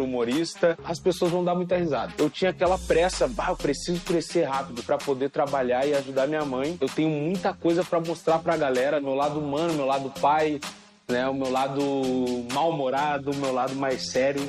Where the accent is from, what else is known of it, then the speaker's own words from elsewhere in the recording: Porto Alegre, Rio Grande do Sul, Brazil; nascido e criado em Porto Alegre